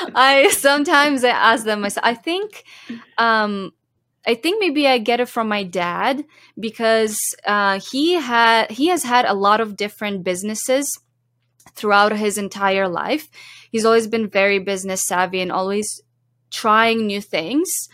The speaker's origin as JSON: {"language": "English", "town": "Zhovkva", "region": "Lviv Oblast", "country": "Ukraine", "tie": "born or raised there", "moved": "as an adult", "lives_now": "Canada", "said": "I grew up in Ukraine and I lived there till I was eighteen."}